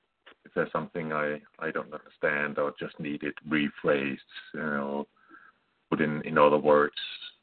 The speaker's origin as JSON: {"language": "English", "country": "Denmark", "accent": "Danish", "second_language": "English", "said": "But I would say I have absolutely a Danish dialect."}